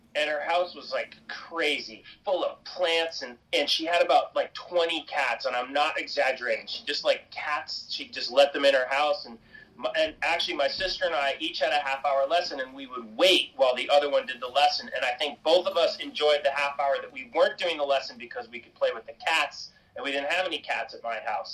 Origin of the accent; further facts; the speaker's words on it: Cape Cod, Massachusetts, United States; I grew up in Cape Cod, Massachusetts